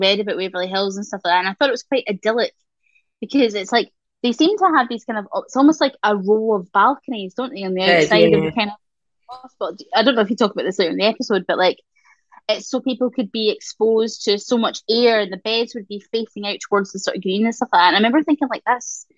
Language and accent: English; Scotland, United Kingdom; we are so influential as Scottish people